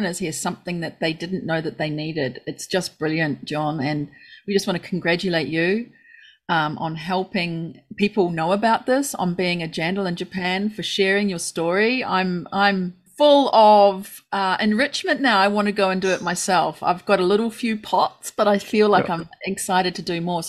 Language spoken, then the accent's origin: English; New Zealand; me as a New Zealander